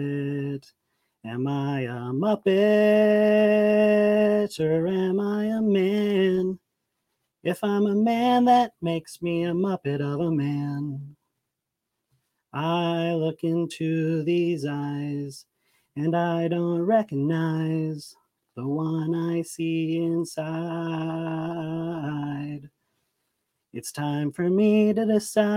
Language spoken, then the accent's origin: English; Aurora, Colorado, United States; I'm from Colorado, Aurora, and I'm a nighttime manager